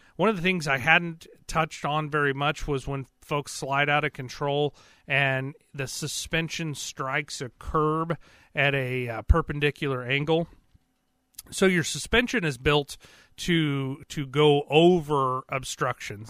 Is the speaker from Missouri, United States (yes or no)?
yes; Carthage, Joplin, Neosho area, Missouri, United States; also born or lived in east side of Lake Michigan, Michigan / Marionville, Missouri; I'm from around the Carthage, Joplin, Neosho kind of area. But I spent a significant amount of my time um, up north on the east side of Lake Michigan